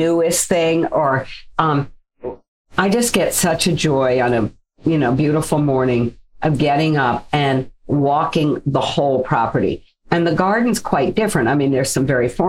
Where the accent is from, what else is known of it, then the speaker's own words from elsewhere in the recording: Virginia, United States; moved away; my growing up in Virginia is we lived out in the country